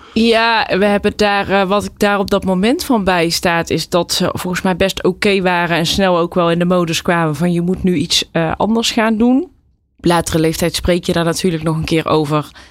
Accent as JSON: {"language": "Dutch", "town": "Dongen", "region": "North Brabant", "country": "Netherlands", "tie": "born or raised there", "said": "Ik ben opgegroeid in Dongen"}